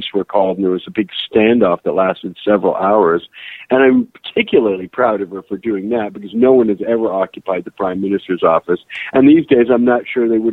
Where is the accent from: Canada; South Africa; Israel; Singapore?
Canada; I spent an extra 2 months at a deportation center because I'm Canadian